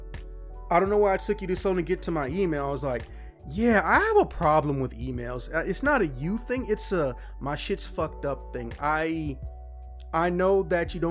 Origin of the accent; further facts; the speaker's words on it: Chicago, Illinois, United States; I'm from Chicago